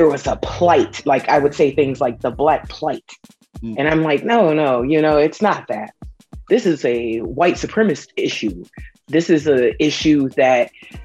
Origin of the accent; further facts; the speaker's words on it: United States; things that I was taught through living in America and growing up in America my whole life being here